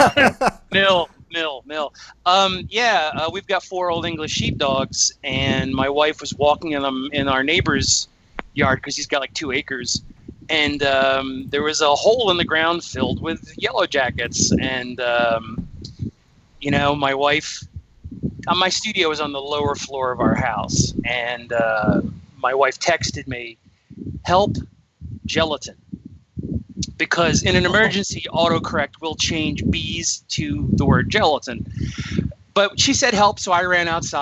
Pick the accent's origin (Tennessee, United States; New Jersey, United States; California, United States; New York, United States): New Jersey, United States; now in Atlanta, United States; I'm originally from New Jersey